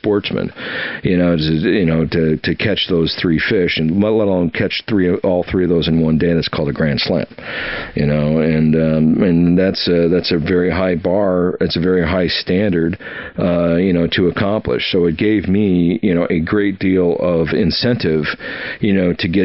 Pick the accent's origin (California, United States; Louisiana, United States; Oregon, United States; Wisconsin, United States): Wisconsin, United States; Oshkosh; moved away; also born or lived in Alaska / Washington D.C. / Key West, Florida; I grew up in Oshkosh, Wisconsin, on a lake, you know, freshwater